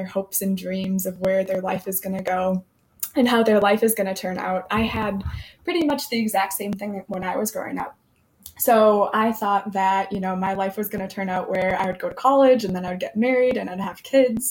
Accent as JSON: {"language": "English", "town": "Fond du Lac", "region": "Wisconsin", "country": "United States", "moved": "as an adult", "lives_now": "Milwaukee, United States", "said": "I am from Fond du Lac originally"}